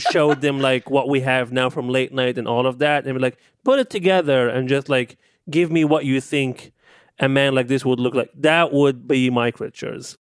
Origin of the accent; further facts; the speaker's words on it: Libya; now in United States; growing up in, in, in Libya